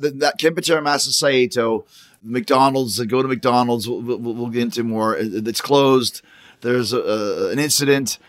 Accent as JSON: {"language": "English", "town": "Winnipeg", "region": "Manitoba", "country": "Canada", "tie": "born or raised there", "said": "that's where I grew up was in Winnipeg."}